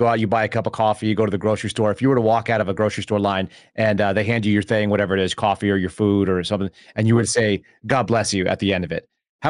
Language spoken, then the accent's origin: English; Texas, United States; also born or lived in California; I grew up mostly in Texas. I came here in maybe third grade, I guess, I first came here. I came from California, so also a refugee.